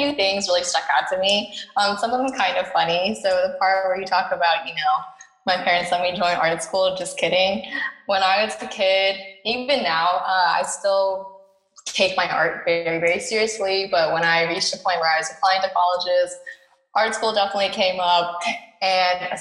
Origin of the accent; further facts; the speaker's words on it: Tennessee, United States; also born or lived in California; I grew up in Tennessee for most of my life